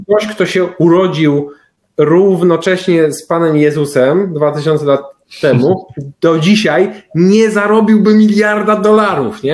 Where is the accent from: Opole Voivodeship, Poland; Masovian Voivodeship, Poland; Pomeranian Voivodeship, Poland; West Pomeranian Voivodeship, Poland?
Masovian Voivodeship, Poland; Pruszków; pierwsze lata swojego życia spędziłem w Pruszkowie